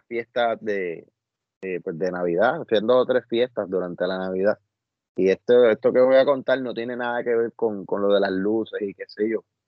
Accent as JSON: {"language": "Spanish", "town": "Añasco", "country": "Puerto Rico", "tie": "born or raised there", "said": "en la urbanización donde yo me crié, en, en acá, en Añasco"}